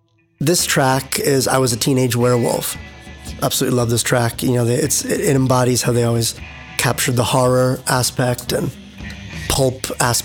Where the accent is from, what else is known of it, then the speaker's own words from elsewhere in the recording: New York City, New York, United States; I grew up in New York City